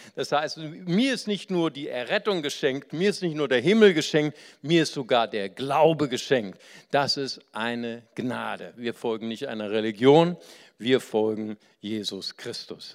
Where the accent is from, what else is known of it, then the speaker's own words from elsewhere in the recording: Germany; bei uns in Deutschland